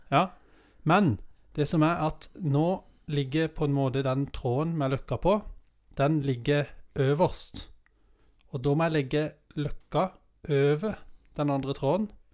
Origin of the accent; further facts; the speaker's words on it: Vennesla, Agder, Norway; Jeg kommer bare fra Vennesla